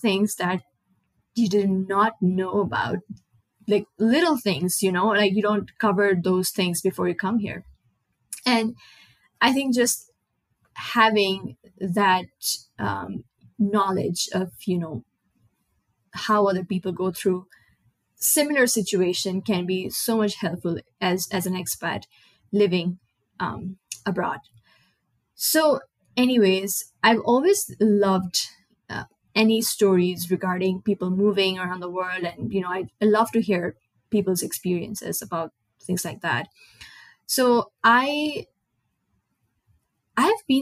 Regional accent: Nepal; first language Nepali; English is a second language; moved away as an adult; now in United States; I moved from Nepal, which is a small South Asian country.

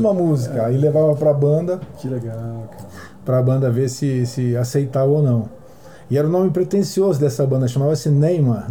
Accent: Santos, São Paulo, Brazil; eu sou de Santos

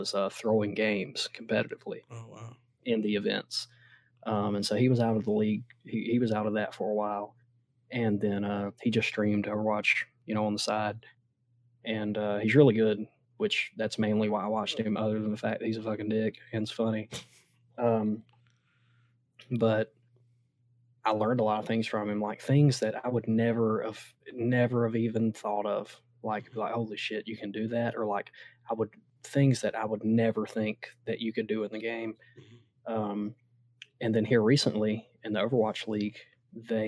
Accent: Southeast, United States; I'm from the Southeast, so you know, I'm a Georgia fan

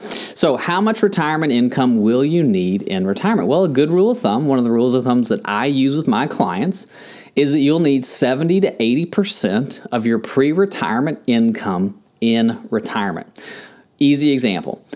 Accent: Kentucky, United States; now in Tampa, United States; where I grew up in Kentucky

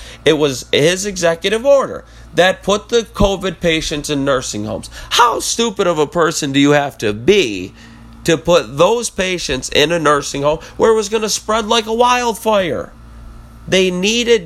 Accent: United States; we as Americans

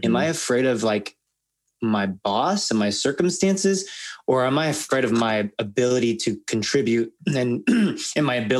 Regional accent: Los Angeles, California, United States; I'm Asian American. My parents immigrated from Korea and I was born

